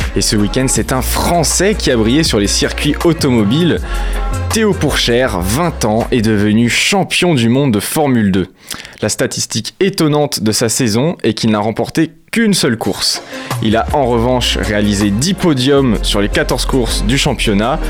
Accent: Bourges, Centre-Val de Loire, France; now in Angers, France; le club de ma ville natale, hein. les Tangos de Bourges

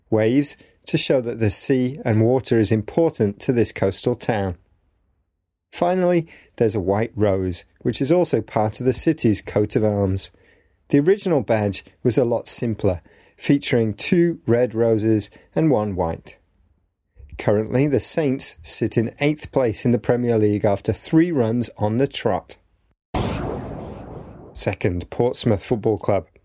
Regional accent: Hungary; English is a second language; I'm from Hungary.

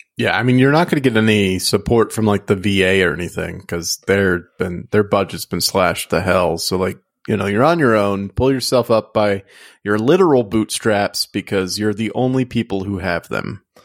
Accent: Louisiana, United States; growing up in Louisiana

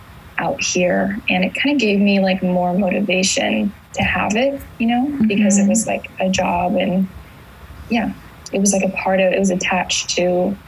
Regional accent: Indiana, United States; now in California, United States; I moved to California in 2015 from Indiana

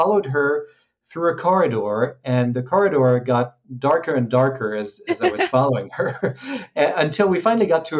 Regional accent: France; moved away as an adult; also born or lived in Hong Kong; I grew up in France, so I graduated in Paris

